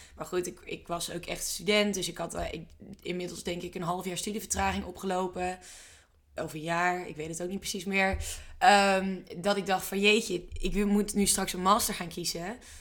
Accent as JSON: {"language": "Dutch", "region": "Drenthe", "country": "Netherlands", "said": "Wij komen zelf allebei uit Drenthe"}